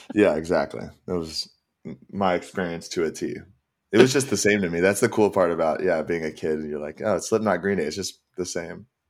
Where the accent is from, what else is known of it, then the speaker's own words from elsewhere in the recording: San Ramon, California, United States; moved away as an adult; also born or lived in Seattle; now in Los Angeles, United States; I grew up in the Bay.